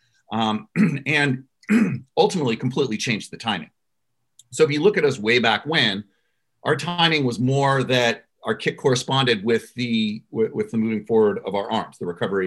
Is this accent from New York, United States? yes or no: no; Los Angeles, California, United States; my hometown